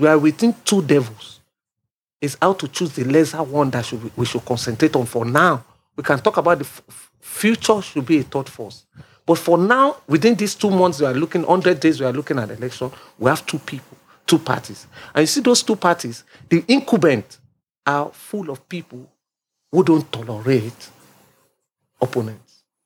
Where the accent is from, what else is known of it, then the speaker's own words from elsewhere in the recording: Lagos, Nigeria; I'm from Lagos State. My father is from Ogun State. I was born in Lagos State.